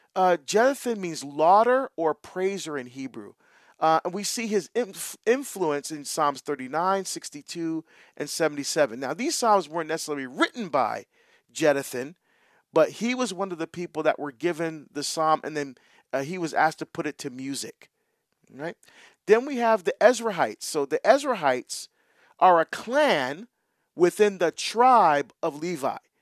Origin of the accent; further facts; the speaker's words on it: New York, United States; I grew up in the Northeast Corridor, Penn Station, New York. I grew up all around trains